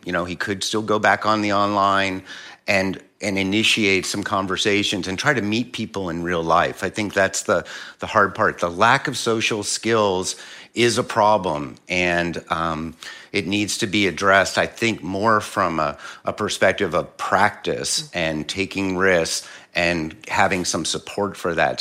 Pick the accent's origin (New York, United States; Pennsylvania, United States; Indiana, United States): Pennsylvania, United States; Philadelphia; I'm, I'm originally from Philly.